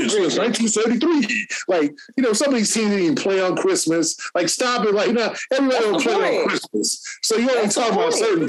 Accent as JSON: {"language": "English", "region": "West Coast", "country": "United States", "tie": "born or raised there", "said": "growing up in the West Coast"}